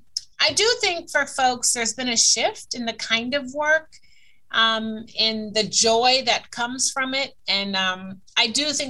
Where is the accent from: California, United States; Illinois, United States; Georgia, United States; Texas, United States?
Illinois, United States; Chicago; moved away as an adult; also born or lived in East Coast, United States; now in Los Angeles, United States; I'm a girl from Chicago.